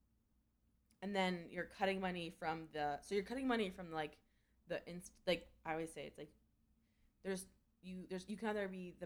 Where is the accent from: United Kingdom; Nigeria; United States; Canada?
Canada; I'm Canadian